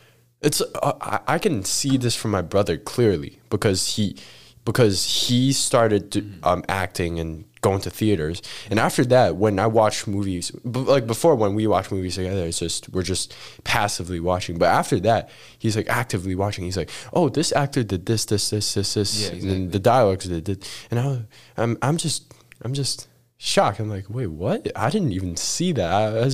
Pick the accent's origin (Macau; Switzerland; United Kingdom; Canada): Macau; moved away; I have Macau passport.